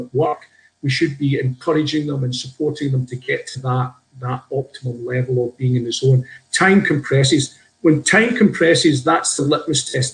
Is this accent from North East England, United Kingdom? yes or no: no; Scotland, United Kingdom; also born or lived in Glasgow; I grew up in Scotland, spent time in Glasgow, and I'm 58 this year.